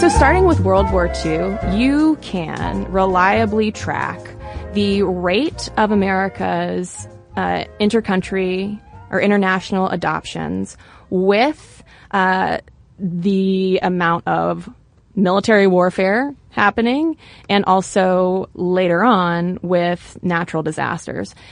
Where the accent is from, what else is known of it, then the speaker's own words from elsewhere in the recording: United States; an American sitting here